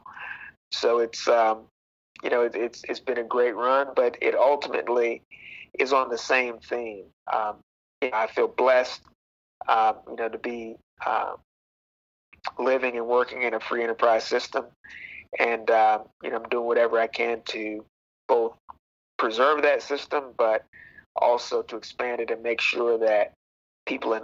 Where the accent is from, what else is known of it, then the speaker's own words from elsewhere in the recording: Cleveland, Ohio, United States; moved away as an adult; now in Washington, D.C., United States; I am from the Cleveland area.